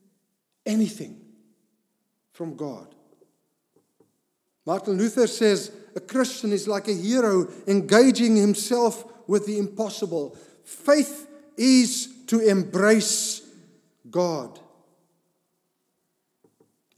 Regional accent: Cape Town, Western Cape, South Africa; I grew up in Cape Town area

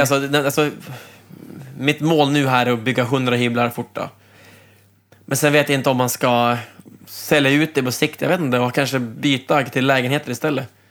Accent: Umeå, Västerbotten County, Sweden; moved away as an adult; also born or lived in Trondheim, Norway; now in Norway; jag kommer ju själv från Umeå

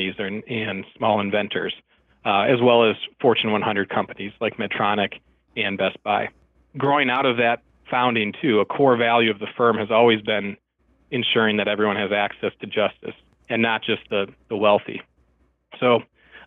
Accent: Milwaukee, Wisconsin, United States; moved away as an adult; now in Minneapolis, United States; I grew up in Milwaukee, Wisconsin

